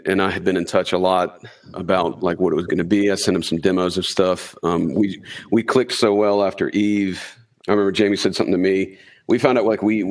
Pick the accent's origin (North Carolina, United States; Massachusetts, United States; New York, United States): North Carolina, United States; We're from North Carolina in the U.S.